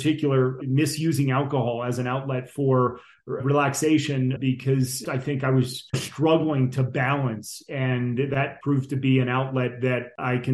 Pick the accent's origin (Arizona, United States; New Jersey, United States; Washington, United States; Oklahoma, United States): New Jersey, United States; Northern; moved away as an adult; also born or lived in Vermont; I grew up in Northern New Jersey outside New York City